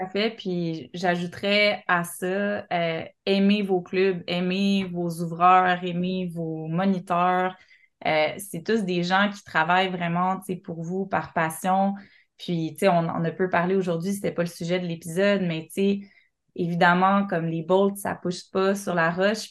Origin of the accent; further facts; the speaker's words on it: Montreal, Quebec, Canada; now in Côte-Nord, Canada; je suis Montréalais